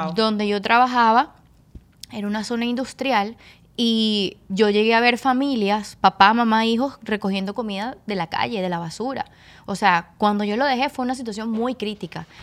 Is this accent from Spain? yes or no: no; Caracas, Miranda, Venezuela; moved away as an adult; now in Dominican Republic; Yo soy de Caracas, Venezuela, específicamente de Petare.